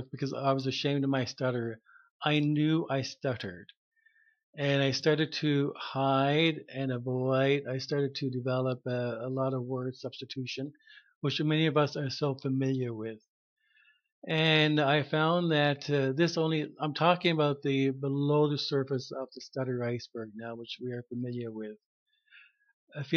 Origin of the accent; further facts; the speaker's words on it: Harbour Grace, Newfoundland and Labrador, Canada; now in Mount Pearl, Canada; I'm from Newfoundland, a small town in Harbor Grace. And I was raised in a Catholic family.